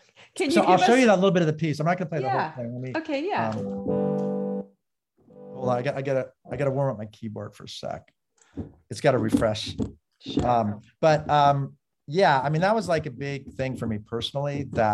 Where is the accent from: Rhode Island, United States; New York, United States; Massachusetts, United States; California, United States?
California, United States; Los Angeles; Los Angeles. Mm-hmm. I mean, Beverly Wood, you know, over the hill till I was seven. And then my parents built a house in the San Fernando Valley.